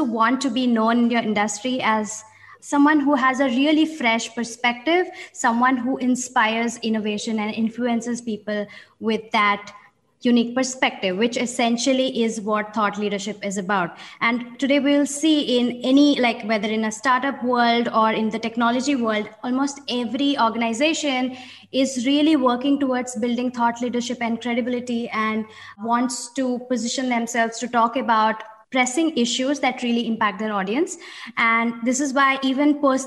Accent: India; moved away as an adult; now in Amsterdam, Netherlands; I'm an Indian based in Amsterdam

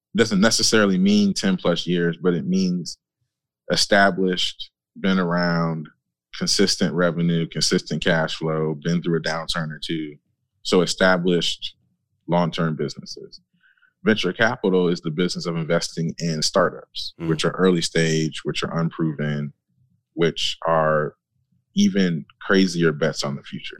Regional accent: Michigan, United States; I grew up in Michigan, industrial area

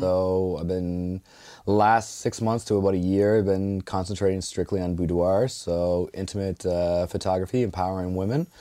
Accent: Ontario, Canada; moved away as an adult; now in Dartmouth, Canada; I'm originally from Ontario, so, yeah, ex-wife brought me out here

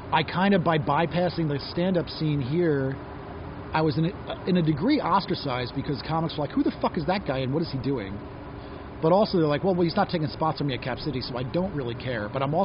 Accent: New York, United States; also born or lived in Norway; I'm from New York

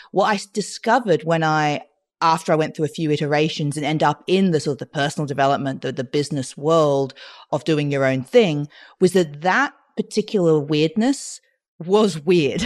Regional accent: Australia; I grew up in Australia speaking French because of my Mauritian mother and my, then I had my British dad

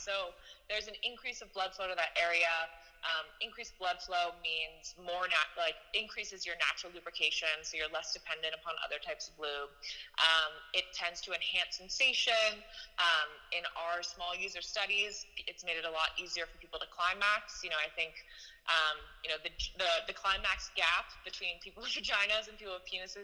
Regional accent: San Francisco, California, United States; we grew up together in San Francisco

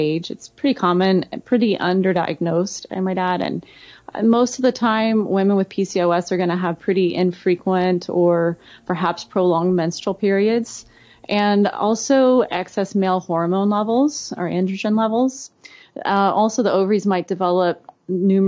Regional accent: Alabama, United States; Growing up in Alabama, I grew up in a really small town and we had one red light.

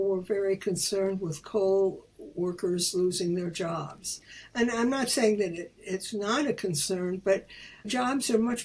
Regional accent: Chicago, Illinois, United States; moved away; as a little girl, I grew up in Chicago. And Chicago, where I lived on the south side

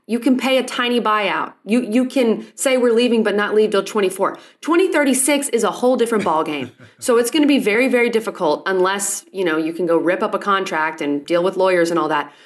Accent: Texas, United States; moved away; I'm also from Texas

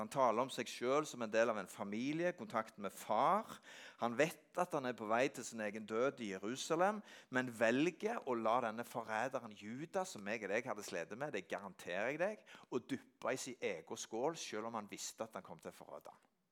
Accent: Norway; Jeg er vokst opp på Gandalen, og hjemme i Øykjerbakken, der jeg er vokst opp

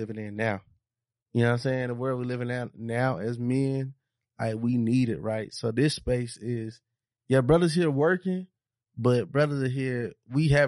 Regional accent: Monroe, Georgia, United States; now in Atlanta, United States; I'm from Monroe, Georgia

